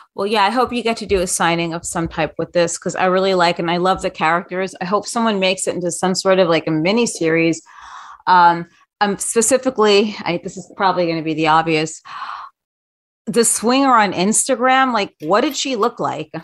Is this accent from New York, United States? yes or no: yes; New York, United States; I grew up in New York. I'm a New Yorker.